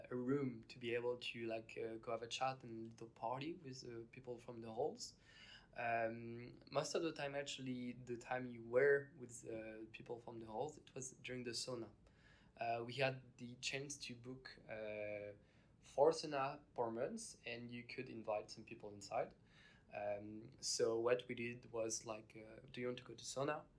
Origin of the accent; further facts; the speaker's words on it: France; Uh, I'm from France. I'm 21 years old.